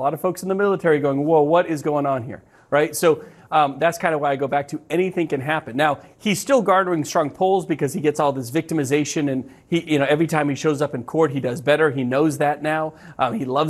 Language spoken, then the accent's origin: English; New England, United States; I'm from New England